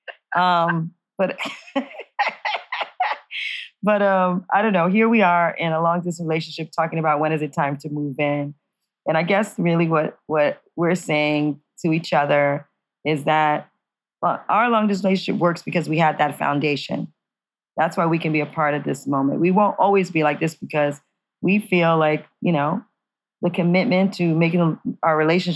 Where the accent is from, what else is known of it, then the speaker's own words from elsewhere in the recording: New York City, New York, United States; moved away; I'm from New York City.